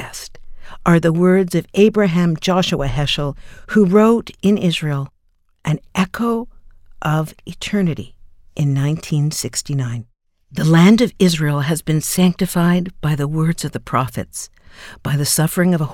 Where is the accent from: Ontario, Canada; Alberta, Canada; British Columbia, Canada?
Ontario, Canada; Toronto; my hometown of Toronto